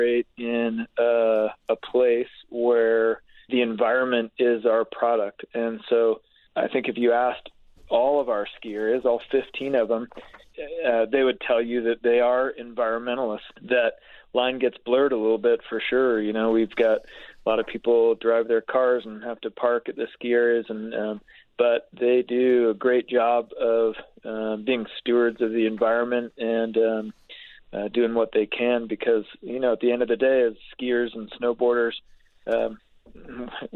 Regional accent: Utah, United States; I grew up skiing in Utah, so I hopped on a bus at Foothill Village and rode it up to Solitude on the weekend.

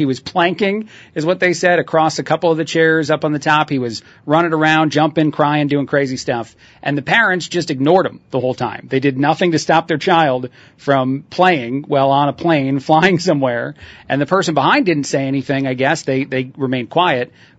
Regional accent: Mexico; growing up in Mexico and even now, the culture is quite a bit different.

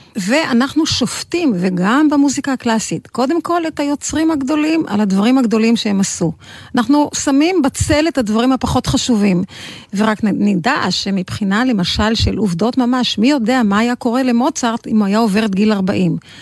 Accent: Israel; אנחנו ישראלים כולנו

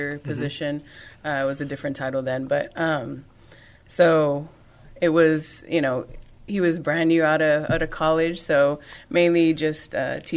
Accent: Rio Grande Valley, South Texas, United States; we're from the valley. So we call South Texas the Rio Grande Valley

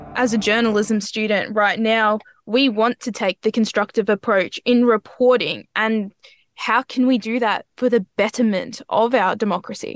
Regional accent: Australia; we, as Australian citizens

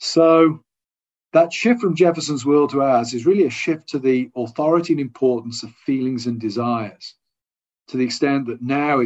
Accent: England, United Kingdom; I'm an Englishman.

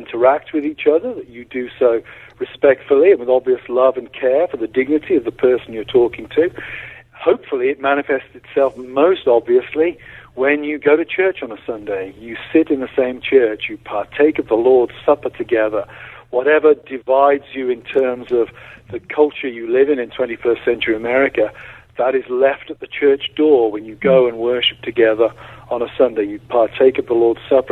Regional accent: United Kingdom; now in United States; I'm a British citizen, not a U.S. citizen

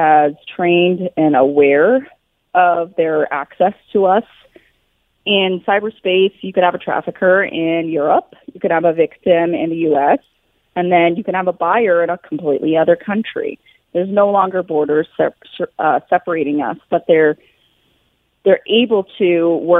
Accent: Billings, Montana, United States; I'm personally from Billings, Montana

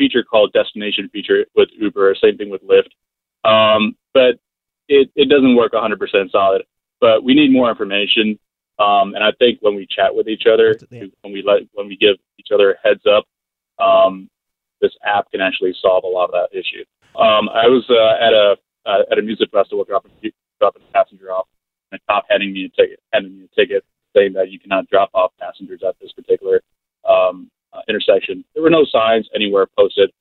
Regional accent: Chicago, Illinois, United States; Chicago, which is my hometown

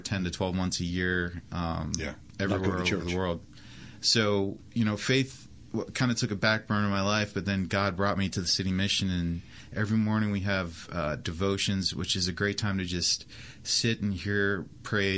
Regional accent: New Bern, North Carolina, United States; moved away as an adult; also born or lived in Washington, Pennsylvania; I grew up in North Carolina, on New Bern

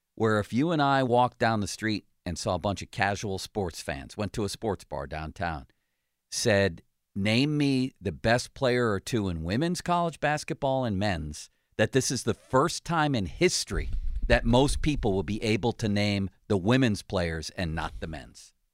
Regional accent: Buffalo, New York, United States; moved away; growing up in Buffalo

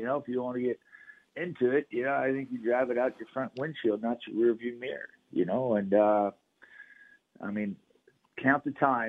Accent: Texas, United States; moved away; growing up in Texas

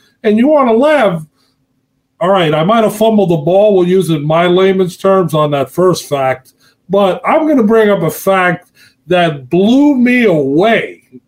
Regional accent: New York City, New York, United States; also born or lived in New Hyde Park, New York; my mom was from the Dominican Republic. So for us, we grew up in Queens until I was a fifth grader. Then we moved from Queens to New Hyde Park, and we were like the only Hispanics.

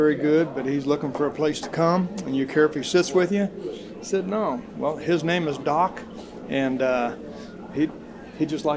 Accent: Pleasant Hill, Missouri, United States; I'm from Pleasant Hill.

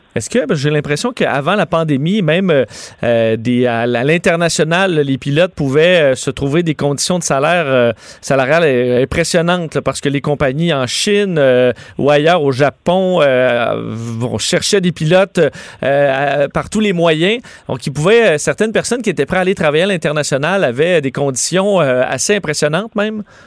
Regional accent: Quebec, Canada

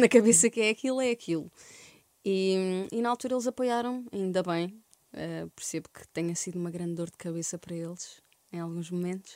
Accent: Algarve, Portugal; moved away as an adult; also born or lived in Santiago do Cacém, Alentejo / Évora; now in Lisbon, Portugal; Em Santiago do Cacém, aos 3 anos fui morar para, para o Algarve, cresci no Algarve até aos 18 anos, depois vim para Lisboa

